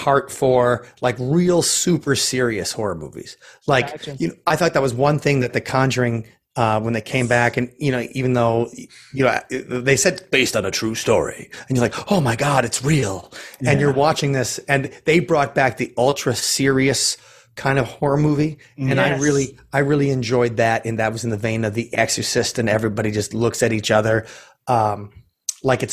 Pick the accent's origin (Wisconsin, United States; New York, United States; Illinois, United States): Wisconsin, United States; Milwaukee; my hometown of Milwaukee